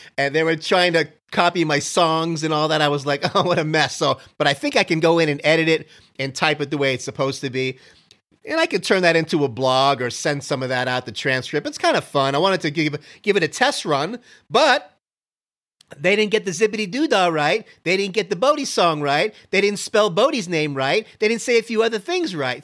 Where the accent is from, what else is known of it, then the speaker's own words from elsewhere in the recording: Miami, Florida, United States; moved away; also born or lived in Canada; growing up in Miami